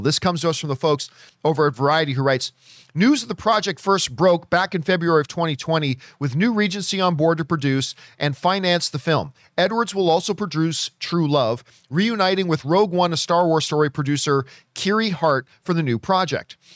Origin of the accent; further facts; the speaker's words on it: Hamilton, Ontario, Canada; now in Los Angeles, United States; My hometown, Hamilton, Ontario, Canada